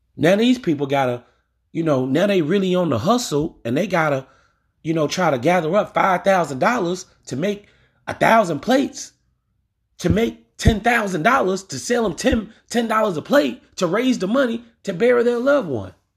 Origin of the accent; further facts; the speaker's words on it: Louisiana, United States; I'm from Louisiana